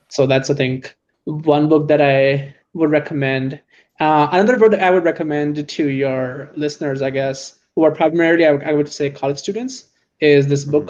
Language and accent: English; San Francisco, California, United States; I'm in tech and I'm from San Francisco